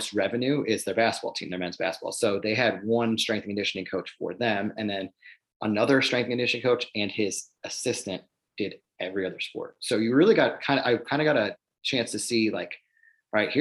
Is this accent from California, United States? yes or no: no; Cleveland, Ohio, United States; growing up in Cleveland